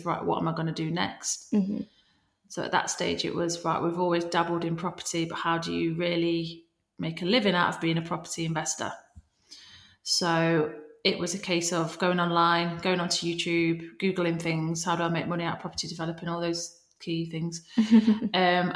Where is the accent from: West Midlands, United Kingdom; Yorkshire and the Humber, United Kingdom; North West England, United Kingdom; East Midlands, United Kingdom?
East Midlands, United Kingdom; Nottingham; I'm from Nottingham.